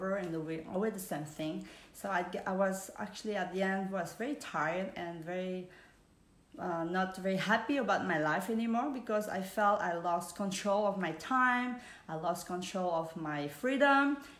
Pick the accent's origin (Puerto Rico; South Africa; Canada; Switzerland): Switzerland; English is a second language; moved away as an adult; also born or lived in Vietnam / New York / Spain / Hong Kong; I was born in Vietnam. I grew up in Switzerland with my family and sister and brother